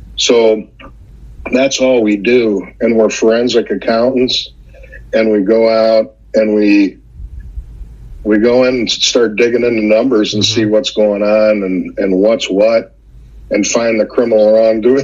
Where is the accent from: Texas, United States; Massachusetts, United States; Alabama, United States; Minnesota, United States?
Minnesota, United States; central; I'm a small town guy from central Minnesota